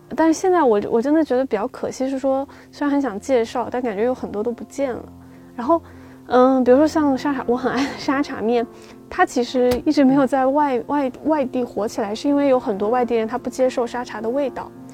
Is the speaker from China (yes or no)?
yes; Xiamen, Fujian, China; first language Mandarin; moved away; also born or lived in Fuzhou; 我真的小时候在厦门